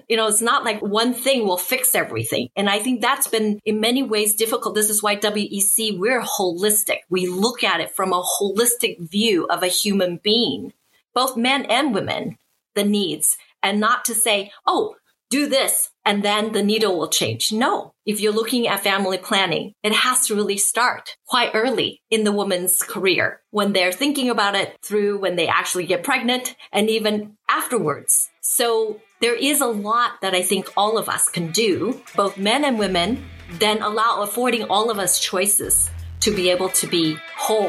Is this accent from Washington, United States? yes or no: yes; Seattle, Washington, United States; moved away as an adult; also born or lived in Taiwan; now in Beijing, China; I'm from Seattle. I was born in Taiwan, but grew up in Seattle